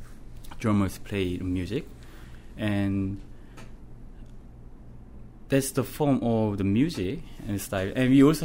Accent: Suwon, Gyeonggi Province, South Korea; English is a second language; moved away as an adult; now in Newfoundland, Canada; I'm growing up in a city named Suwon. Suwon is a city near Seoul

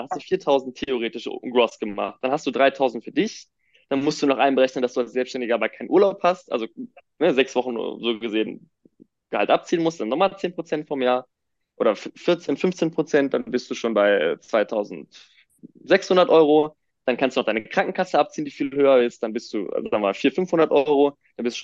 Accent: Düsseldorf, North Rhine-Westphalia, Germany; ich komme aus Düsseldorf

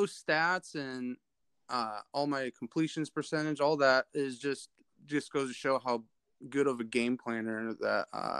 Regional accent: Glenwood, Iowa, United States; moved away as an adult; now in Oklahoma, United States; I grew up in a little town called Glenwood, Iowa, southwest. About 20 minutes from Council Bluffs, one of the bigger towns in Iowa.

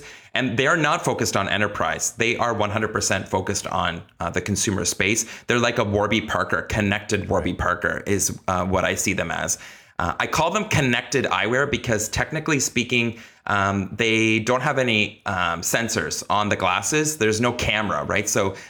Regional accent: Kitchener-Waterloo, Ontario, Canada; Canada, which is where I'm from. They're actually from my hometown, Kitchener-Waterloo

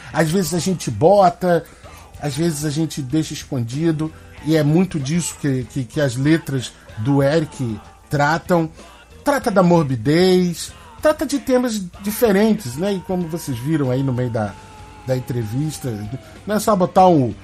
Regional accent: Baixada Fluminense, Rio de Janeiro, Brazil; moved away; eu venho da Baixada Fluminense, não moro mais lá hoje

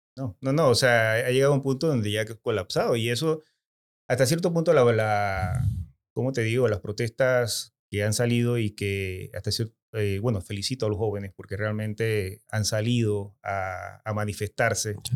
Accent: Chitré, Herrera, Panama; Yo soy de Chitré.

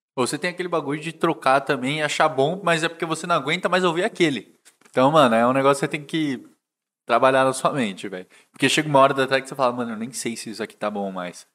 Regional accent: Brazil; a gente é brasileiro

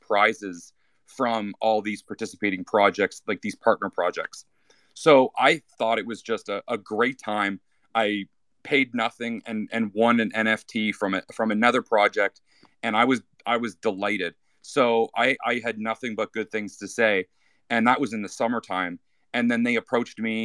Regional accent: Canada; first language English; I'm English speaker, I'm from Canada

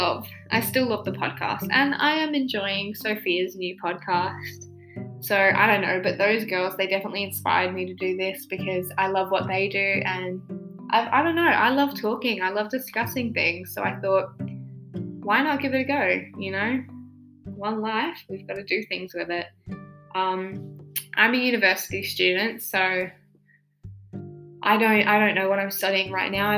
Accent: Australia; I am an Australian

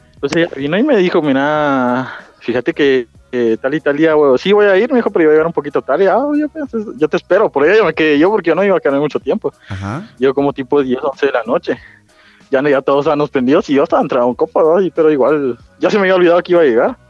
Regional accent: Chimaltenango, Guatemala; yo soy de Chimal

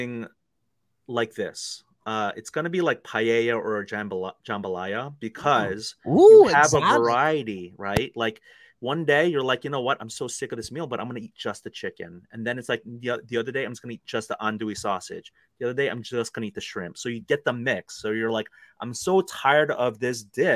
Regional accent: Fort Lauderdale, Florida, United States; moved away; I grew up in Fort Lauderdale, Florida for a little bit

